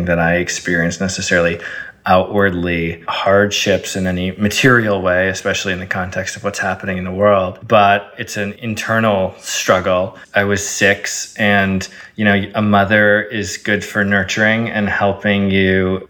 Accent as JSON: {"language": "English", "town": "Eden Prairie", "region": "Minnesota", "country": "United States", "tie": "born or raised there", "first_language": "Arabic", "moved": "yes", "said": "I grew up in a town in Minnesota called Eden Prairie, which is just a lovely town outside the beautiful city of Minneapolis"}